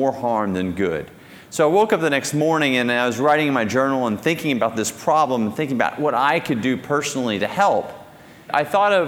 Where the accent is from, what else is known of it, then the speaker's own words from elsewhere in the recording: Texas, United States; I grew up in Texas and middle-class family